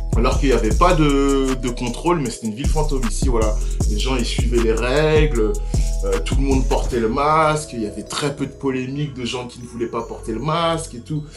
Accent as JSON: {"language": "French", "town": "Sarcelles", "region": "Île-de-France", "country": "France", "tie": "born or raised there", "moved": "as an adult", "said": "j'ai grandi à Sarcelles, qui est une ville les plus cosmopolites de France"}